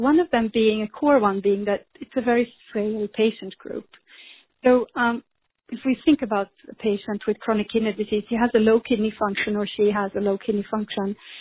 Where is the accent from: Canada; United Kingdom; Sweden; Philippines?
Sweden; moved away as an adult; now in United States; I grew up in Sweden and I studied there